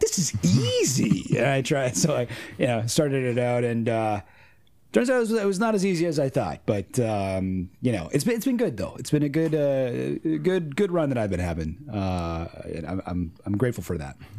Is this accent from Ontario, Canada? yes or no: yes; Orangeville, Ontario, Canada; I grew up in a, a small town, Orangeville, Ontario